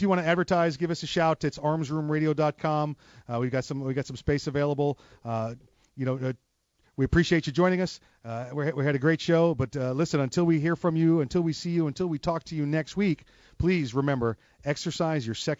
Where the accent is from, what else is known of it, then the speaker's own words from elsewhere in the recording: Northeast, United States; I'm from the Northeast.